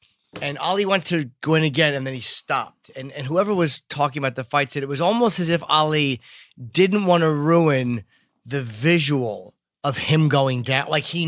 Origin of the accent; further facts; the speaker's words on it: Neptune, New Jersey, United States; we're both from Neptune, New Jersey.